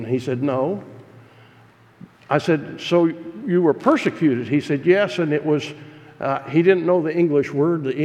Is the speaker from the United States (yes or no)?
yes; United States; as an American pastor preaching in Ukrainian Baptist churches